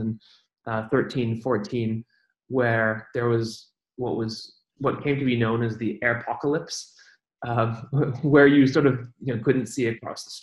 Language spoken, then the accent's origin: English; Switzerland; moved away; also born or lived in Beijing, China; I grew up in Switzerland